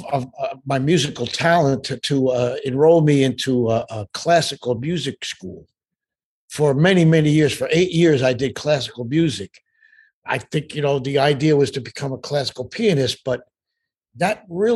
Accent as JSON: {"language": "English", "town": "Pelham", "region": "New York", "country": "United States", "tie": "born or raised there", "said": "I grew up there. I was born in New York City."}